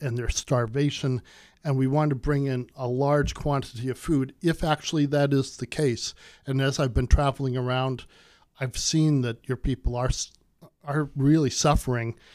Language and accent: English; United States; I'm from America